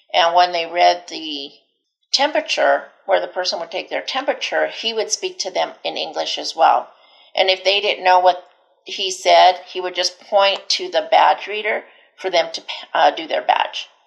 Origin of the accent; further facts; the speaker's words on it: Delta, Colorado, United States; also born or lived in Denver, Colorado; I was born and raised here in Colorado. Um, I was born in Delta, and right out of high school, I moved to Denver.